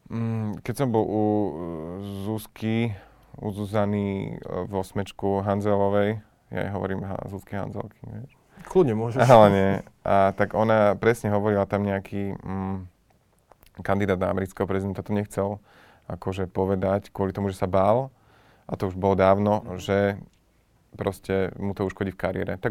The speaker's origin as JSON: {"language": "Slovak", "region": "Žilina Region", "country": "Slovakia", "tie": "born or raised there", "lives_now": "Bratislava, Slovakia", "said": "sa mi lepšie funguje tu, ale odstupom času už by sa mi nefungovalo zlá ani na Orave. Vtedy áno, keď som odchádzal tu"}